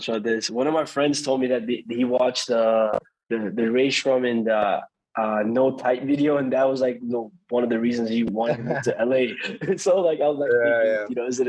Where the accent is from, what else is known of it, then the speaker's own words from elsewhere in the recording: Toronto, Ontario, Canada; since I was a young kid growing up in Toronto